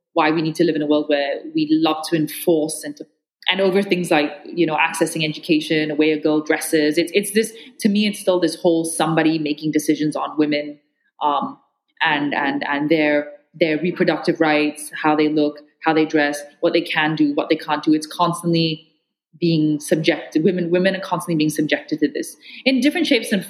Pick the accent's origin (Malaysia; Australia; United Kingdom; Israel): Malaysia; as a Malaysian